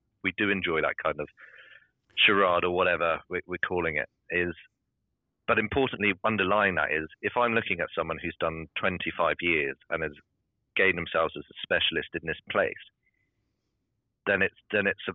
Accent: United Kingdom; being British

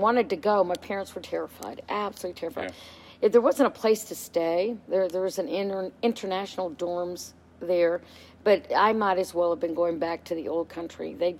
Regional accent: Houston, Texas, United States; born or raised there

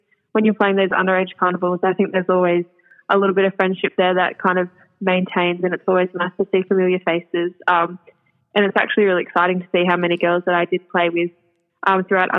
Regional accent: Singleton, New South Wales, Australia; growing up in the Hunter Valley

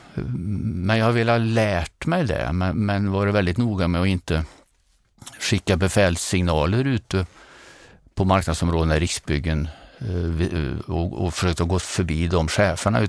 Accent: Grums, Värmland, Sweden; accent: Värmland dialect; also born or lived in Åmotfors; now in Nyköping, Sweden; Har man växt upp i Åmotfors och Grums så passar en by utanför Nyköping bättre än, än Kungsholmen och jag bor där nu

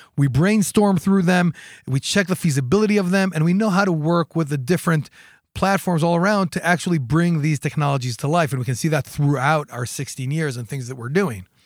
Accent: Jerusalem, Jerusalem District, Israel; born and raised in Jerusalem.

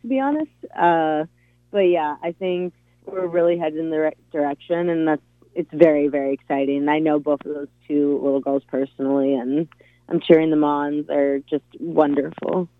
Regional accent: Tacoma, Washington, United States; now in Seattle, United States; I'm from Tacoma, Washington, originally born and raised there.

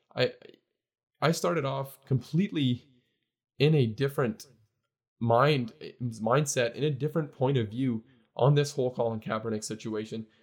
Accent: Canada; I'm Canadian, obviously. I'm not American, but I love, um, the fact that I get to grow up in, in a, get, I've gotten to grow up, rather, in, and I'm now living in a, a, a great country

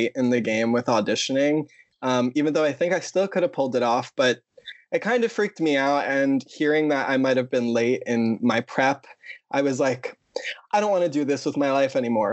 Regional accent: Long Island, New York, United States; also born or lived in Ridgewood, Queens, New York; I'm from Long Island

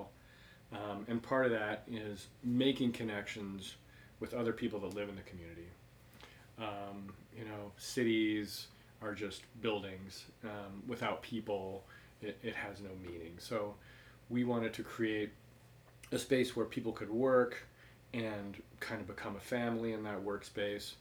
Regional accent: Denver, Colorado, United States; moved away as an adult; also born or lived in Baltimore / Phoenix; now in Anchorage, United States; I hail from Denver

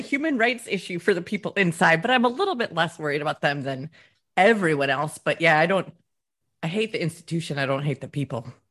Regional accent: United States; moved away as an adult; also born or lived in Wisconsin; now in Scotland; I'm American

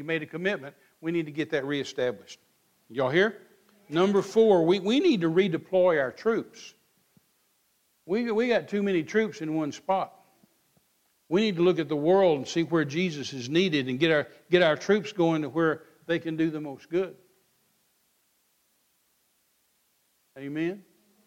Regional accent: Midland, Texas, United States; I was raised out here in Midland, Texas

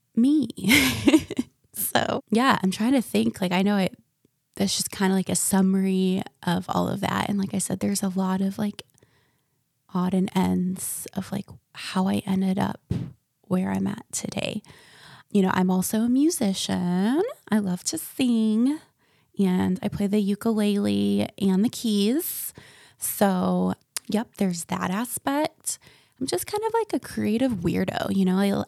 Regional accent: Ocala, Florida, United States; also born or lived in Michigan; I was raised in central Florida and a little town called Ocala

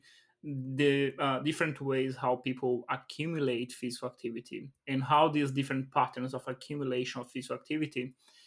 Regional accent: Brazil; I come from Brazil

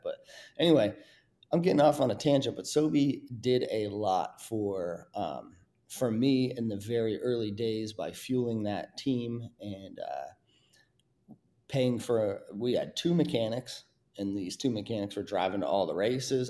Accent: Mount Snow, Vermont, United States; my hometown in, you know, right there in Mount Snow, Vermont

